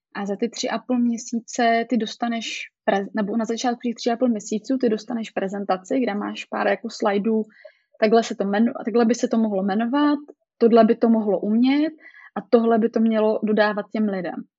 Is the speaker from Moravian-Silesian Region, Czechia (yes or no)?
yes; Ostrava, Moravian-Silesian Region, Czechia; jsem z Ostravy, takže jsme tady takový přímý